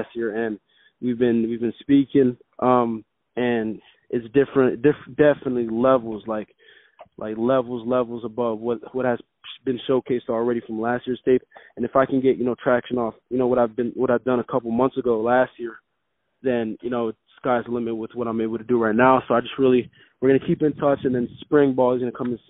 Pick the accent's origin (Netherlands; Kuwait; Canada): Canada; Montreal, Quebec; now in Florida, United States; I'm from Montreal originally